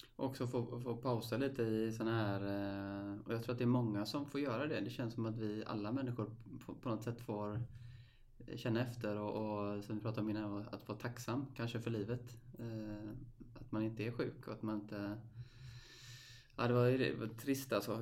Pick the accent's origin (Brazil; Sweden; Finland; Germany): Sweden; Stenungsund, Västra Götaland; Jag är uppväxt i Stenungsund